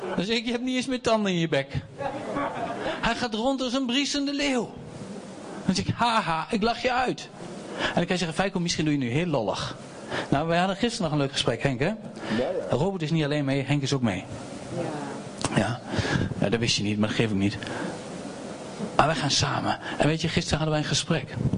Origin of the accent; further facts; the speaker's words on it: Doetinchem, Gelderland, Netherlands; ik kom uit Doetinchem